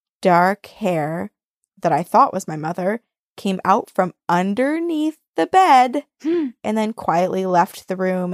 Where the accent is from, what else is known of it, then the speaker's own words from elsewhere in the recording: St. Louis, Missouri, United States; I grew up in St. Louis, Missouri, which, as you've probably heard, that city is haunted AF.